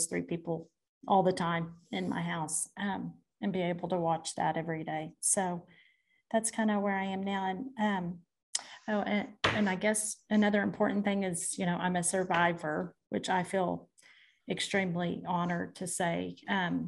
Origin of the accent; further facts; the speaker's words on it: Hammon, Oklahoma, United States; So I am from a small town in Washington, Oklahoma called Hammond, Oklahoma. I'm a farm girl.